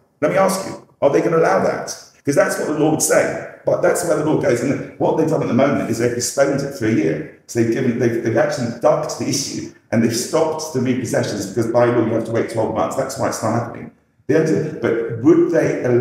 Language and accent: English; England, United Kingdom; We're passive as English